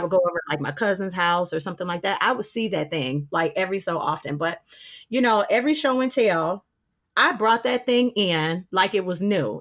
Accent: Detroit, Michigan, United States; also born or lived in Winston-Salem, North Carolina / Charlotte, North Carolina; I'm from Detroit. I am born and raised here.

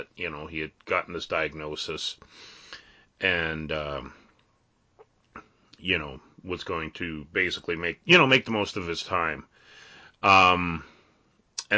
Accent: Canada; we're all Canadian

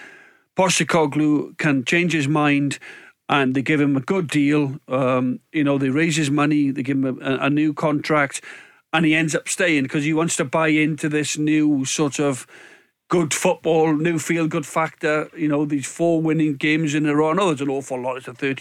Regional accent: Swansea, Wales, United Kingdom; moved away; I got pals I grew up with in Swansea.

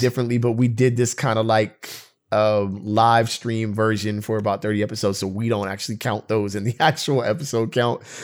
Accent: United States; me, as an American citizen with my history in this country

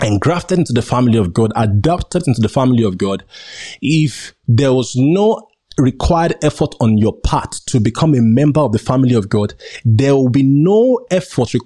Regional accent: Nigeria; accent: local; As you can see, I'm a Nigerian.

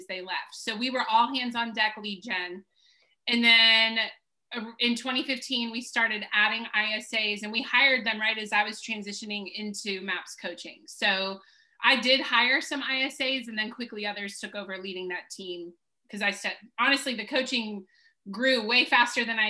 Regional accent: Baltimore, Maryland, United States; moved away as an adult; also born or lived in Washington, D.C. / South Carolina; I'm from Baltimore, D.C.

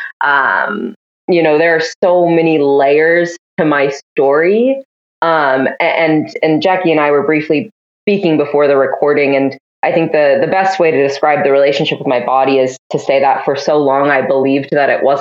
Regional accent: Washington, United States; moved away as an adult; now in Canada; I'm originally from Washington State

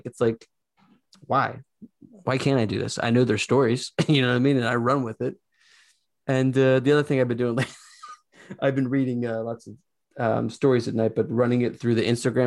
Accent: Philadelphia, Pennsylvania, United States; I'm from Philly

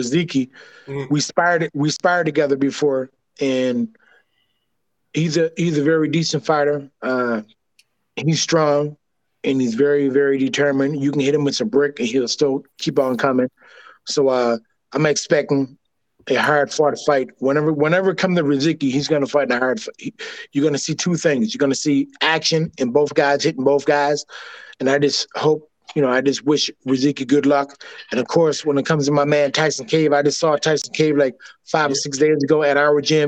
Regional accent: Canada; accent: Canadian; I'm a Canadian flame

